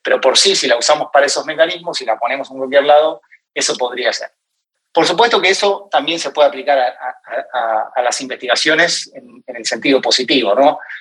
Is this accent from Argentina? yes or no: yes; Argentina; moved away as an adult; also born or lived in Ireland / United States; now in New York, United States; hace ya cinco años que, que me fui de Argentina aproximadamente, para aceptar una oferta de trabajo